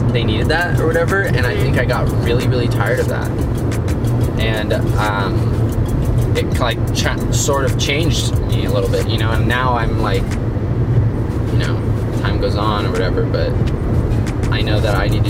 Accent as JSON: {"language": "English", "country": "United States", "said": "as an American."}